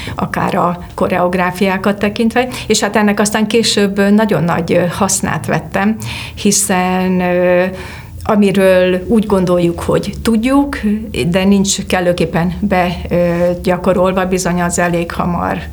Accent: Debrecen, Hajdú-Bihar, Hungary; moved away as an adult; now in Budapest, Hungary; Debrecenben a Péter Fia úti énekzenetagozatos általános iskolába jártam

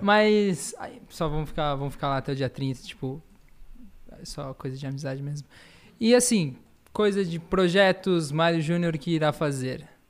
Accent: Florianópolis, Santa Catarina, Brazil; also born or lived in São Paulo; Sou paulista, mas fiquei, né, fui com um ano de idade para Florianópolis, então me consideram um manezinho da ilha

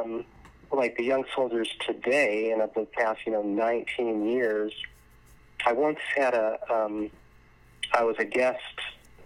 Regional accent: Arizona, United States; Arizona's my home state, so I love it here.

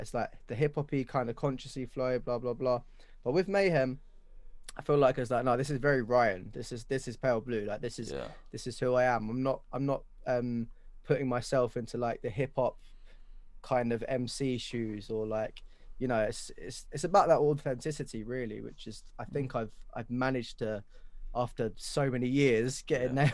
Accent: London, United Kingdom; Where I grew up in Wanstead

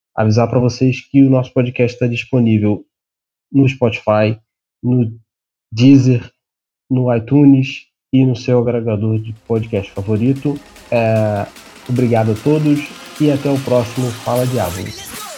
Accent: Brazil; a gente é brasileiro

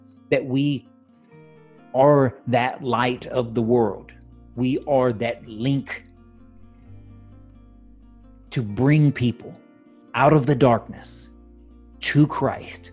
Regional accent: United States; I'm an American citizen

